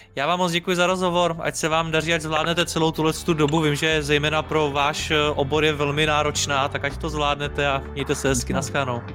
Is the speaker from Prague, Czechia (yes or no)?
yes; Prague, Czechia; jsem z Prahy